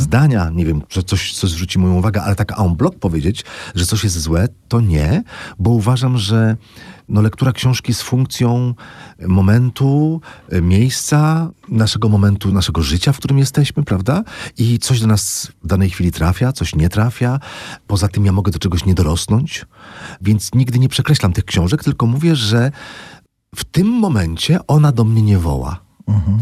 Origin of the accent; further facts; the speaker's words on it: Złotoryja, Lower Silesian Voivodeship, Poland; moved away; byłem w Złotoryi mojej